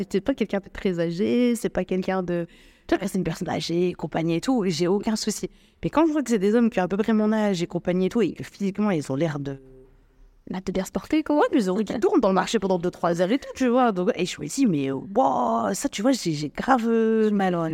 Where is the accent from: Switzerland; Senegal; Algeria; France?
Algeria; now in Morocco; moi je suis algérienne d'origine, donc du coup je dois faire une demande de, visa pour, euh, pour vivre au Maroc.